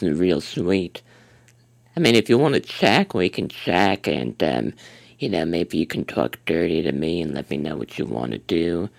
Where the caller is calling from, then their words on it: Chicago, Illinois, United States; Yeah, to Chicago, Illinois.